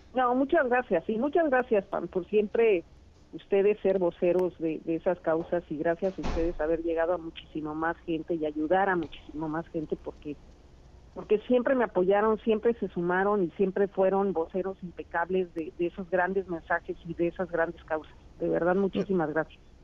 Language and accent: Spanish; Mexico; somos las mujeres mexicanas